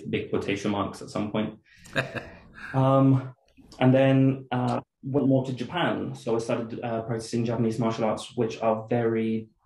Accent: a little town near Madrid, Community of Madrid, Spain; I'm originally from Spain, a little town near Madrid. And I kind of grew up in a vaguely Mormon household

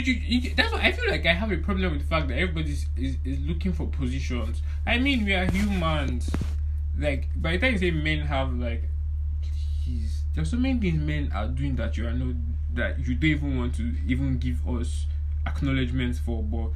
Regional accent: Nigeria; our Nigerian society

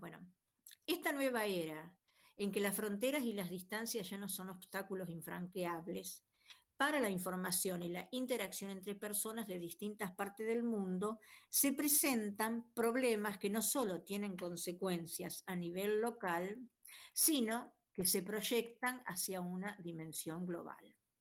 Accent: Rosario, Santa Fe, Argentina; soy de Rosario

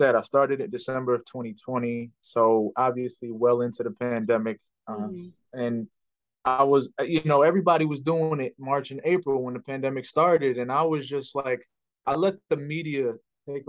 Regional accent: New York, United States; moved away as an adult; now in New Jersey, United States; born and raised in New York, one of 6 kids

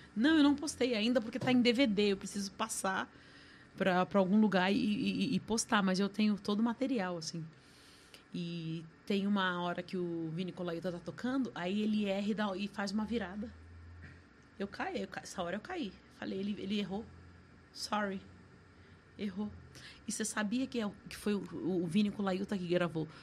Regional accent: Brazil; eu sou brasileira

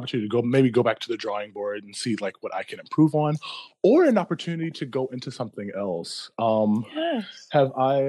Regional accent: Philadelphia, Pennsylvania, United States; I'm from Philly, like born and raised

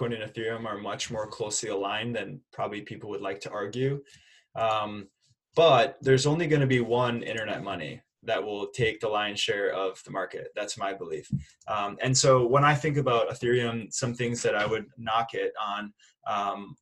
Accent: Minneapolis, Minnesota, United States; I'm from Minneapolis, Minnesota.

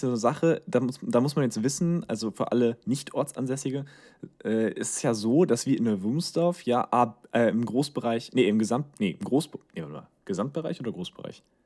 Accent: Germany; wir als Deutsche

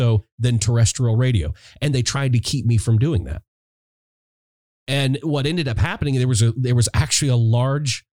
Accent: Little Rock, Arkansas, United States; I'm sitting in Little Rock, Arkansas, my hometown

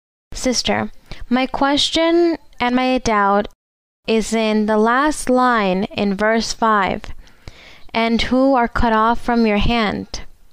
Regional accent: Equatorial Guinea; English is a second language; Good morning, sister. Welcome to Spain. I am from Equatorial Guinea, and I have a question in the Bible

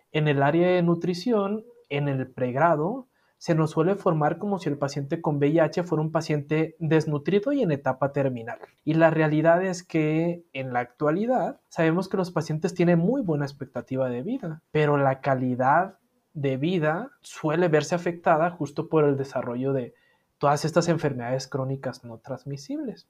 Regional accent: Sinaloa, Mexico; mi ciudad, yo soy sinaloense

